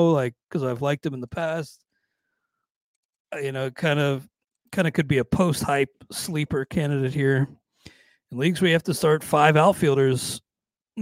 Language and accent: English; Cincinnati, Ohio, United States; my hometown Cincinnati Reds